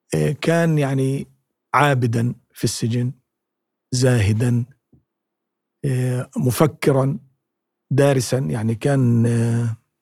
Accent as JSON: {"language": "Arabic", "country": "Palestine", "accent": "Palestinian colloquial dialect", "said": "في لهجتنا العامية الفلسطينية"}